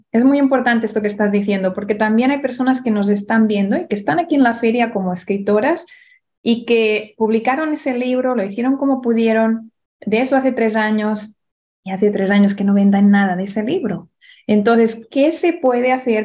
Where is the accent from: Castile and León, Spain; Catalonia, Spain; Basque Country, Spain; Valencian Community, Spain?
Catalonia, Spain; Barcelona; en España, en Barcelona, donde yo nací